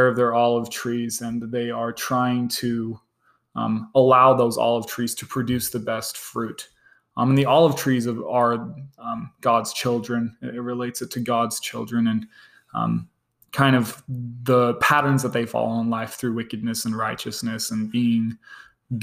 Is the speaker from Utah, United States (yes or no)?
yes; Utah, United States; also born or lived in East London, South Africa / Johannesburg, South Africa / Botswana; lived in Botswana, the country just north of South Africa, for about 2 years before moving to Utah. Lived here the rest of my life